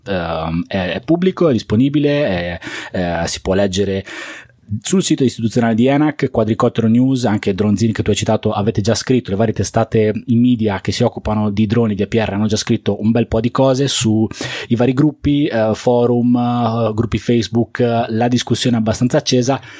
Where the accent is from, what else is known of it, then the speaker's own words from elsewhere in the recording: Liguria, Italy; also born or lived in Bologna; Siccome io sono Ligure, sono abbastanza vicino a Genova